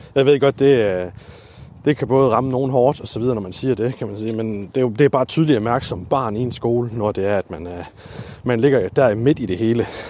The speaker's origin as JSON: {"language": "Danish", "town": "Lemvig", "region": "Central Denmark Region", "country": "Denmark", "tie": "born or raised there", "moved": "yes", "lives_now": "Aalborg, Denmark", "said": "jeg er født og opvokset i Lemvi"}